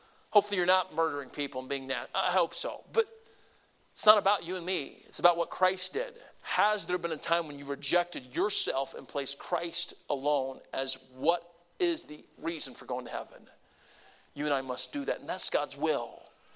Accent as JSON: {"language": "English", "area": "the South", "region": "Southern United States", "country": "United States", "said": "I'm a Southerner"}